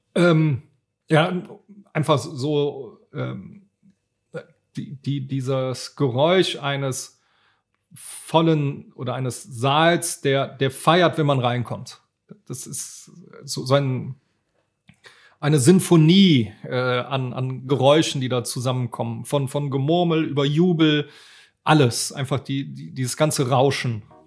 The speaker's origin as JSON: {"language": "German", "town": "Cologne", "region": "North Rhine-Westphalia", "country": "Germany", "tie": "born or raised there", "accent": "Rhenish", "said": "ich bin natürlich auch hier in Köln groß geworden"}